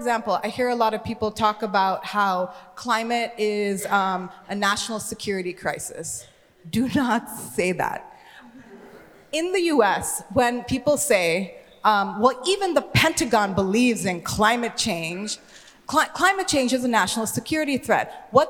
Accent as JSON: {"language": "English", "country": "Sri Lanka", "moved": "yes", "said": "I am an immigrant, I'm from Sri Lanka. an island that is being impacted by climate change."}